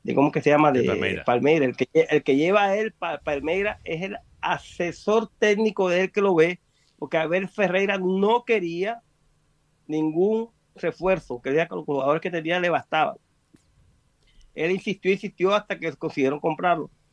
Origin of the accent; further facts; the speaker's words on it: Colombia; now in Brazil; mi hija es brasilera, yo soy colombiano